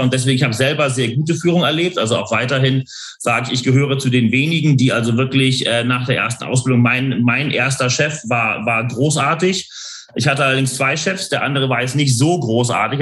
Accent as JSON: {"language": "German", "region": "Hamburg", "country": "Germany", "tie": "born or raised there", "moved": "yes", "lives_now": "London, United Kingdom", "said": "ich bin ja geboren und aufgewachsen in Hamburg"}